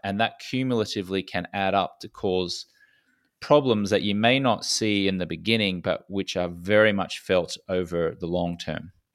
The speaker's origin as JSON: {"language": "English", "country": "Australia", "tie": "born or raised there", "accent": "Australian", "said": "I was a socially acceptable drinker growing up in Australia"}